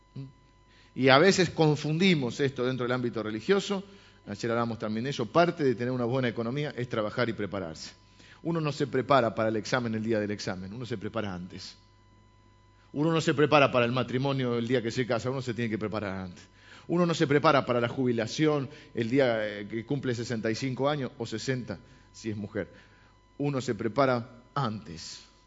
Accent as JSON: {"language": "Spanish", "town": "La Plata", "region": "Buenos Aires Province", "country": "Argentina", "tie": "born or raised there", "said": "yo nací en La Plata, mi hermana también"}